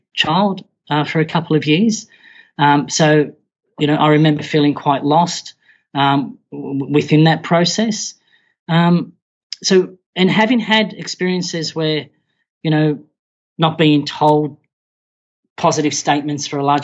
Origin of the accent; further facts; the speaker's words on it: Australia; I was born in Australia, but Mum and Dad had migrated from the Middle East to Australia